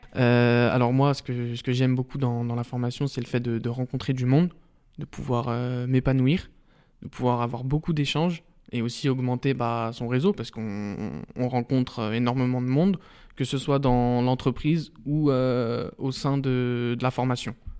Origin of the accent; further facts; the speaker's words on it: Saint-Genis-Laval, Auvergne-Rhône-Alpes, France; also born or lived in Pierre-Bénite; 100%, 100% Saint-Genois, donc voilà, j'ai passé toute, toute ma vie là-bas et encore aujourd'hui, j'y suis encore